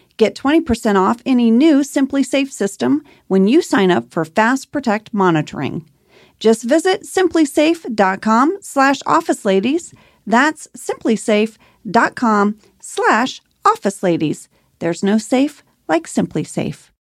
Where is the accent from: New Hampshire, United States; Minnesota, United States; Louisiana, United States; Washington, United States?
Louisiana, United States; also born or lived in Texas; I was born in Louisiana. My family's from Texas and Louisiana.